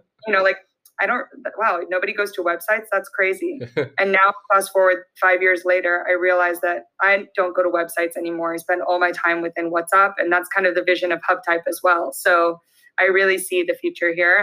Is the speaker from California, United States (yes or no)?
yes; Belmont, California, United States; also born or lived in Santa Barbara; I'm from a little town outside of San Francisco called Belmont